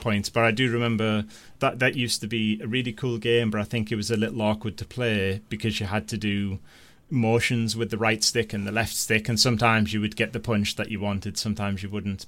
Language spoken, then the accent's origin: English; North East England, United Kingdom; I'm from the Northeast